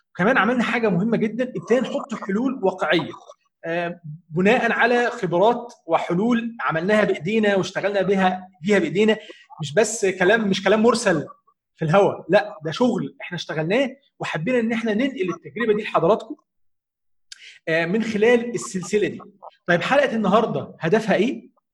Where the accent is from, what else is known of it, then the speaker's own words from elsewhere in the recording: Egypt; عندنا في مصر